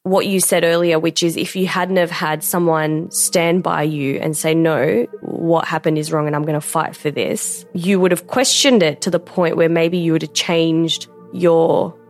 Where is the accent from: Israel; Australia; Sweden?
Australia; So I'm Pakistani. My parents are born in Pakistan. And like, I was born in Australia, but you know, I identify myself as a Pakistani.